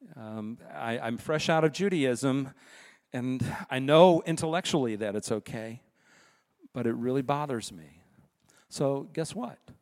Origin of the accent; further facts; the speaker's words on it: United States; as American citizens